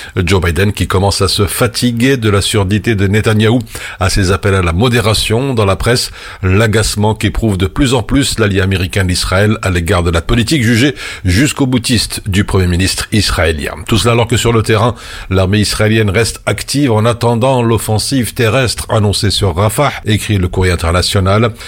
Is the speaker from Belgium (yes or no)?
yes; Belgium; chez nous à Dessel